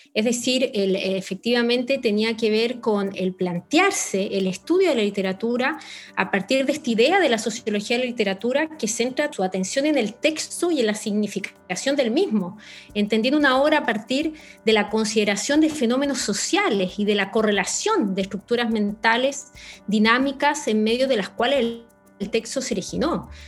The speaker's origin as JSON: {"language": "Spanish", "country": "Chile"}